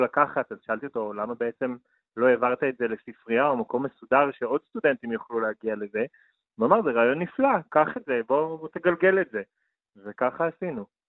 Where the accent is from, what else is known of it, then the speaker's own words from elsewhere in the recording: Jerusalem, Jerusalem District, Israel; ההיסטוריה הגאה של ירושלים, שאני לקחתי בה חלק וגדלתי בה